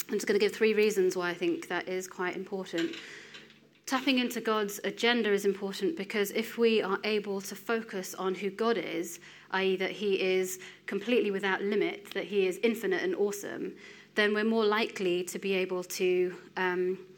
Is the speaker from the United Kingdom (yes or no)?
yes; Wales, United Kingdom; born there; accent: English; I am uh, 32. Um, I am Indian origin. Despite the uh, English accent, I'm actually born in Wales.